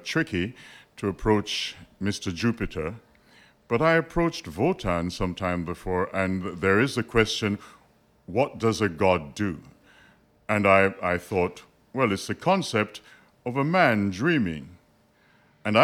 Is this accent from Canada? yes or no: no; Jamaica; I'm actually Jamaican.